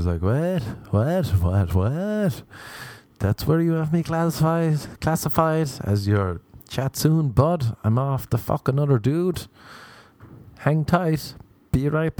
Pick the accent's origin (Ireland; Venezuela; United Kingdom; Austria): Ireland; now in Los Angeles, United States; I am Irish